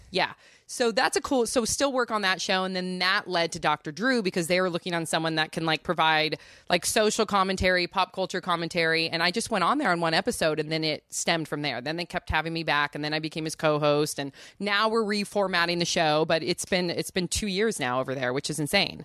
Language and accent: English; Santa Cruz, California, United States; I grew up in Santa Cruz